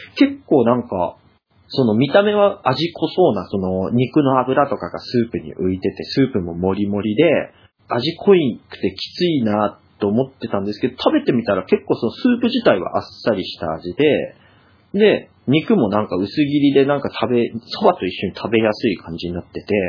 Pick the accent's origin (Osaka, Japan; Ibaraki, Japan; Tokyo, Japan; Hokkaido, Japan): Hokkaido, Japan; 僕は北海道民